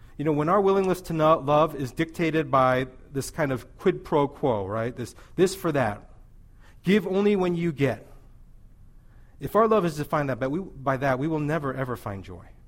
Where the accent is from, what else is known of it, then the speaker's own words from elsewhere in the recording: Missouri, United States; I'm from Missouri